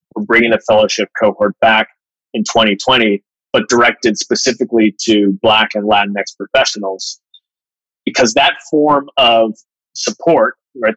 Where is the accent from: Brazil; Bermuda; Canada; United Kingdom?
Bermuda; moved away as an adult; also born or lived in Manhattan; I grew up in Bermuda.